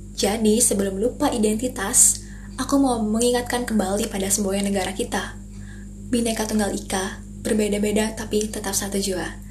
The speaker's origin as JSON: {"language": "Indonesian", "country": "Indonesia", "tie": "born or raised there", "said": "orang yang lahir dan besar di Indonesia"}